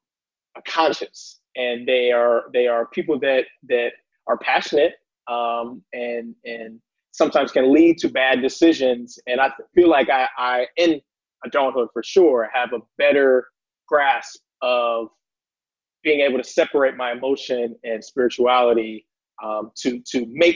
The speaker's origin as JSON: {"language": "English", "town": "Columbus", "region": "Ohio", "country": "United States", "tie": "born or raised there", "said": "I'm from Columbus, Ohio. Grew up on the east side in the city."}